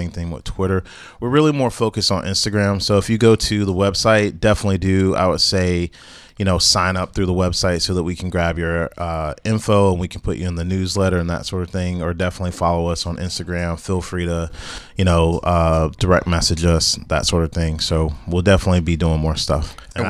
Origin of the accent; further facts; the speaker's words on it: Greensboro, North Carolina, United States; I'm from North Carolina, so shout out to A&T and Bennett, because those are the colleges that were literally... in my neighborhood growing up as a kid, we would go on A&T's campus.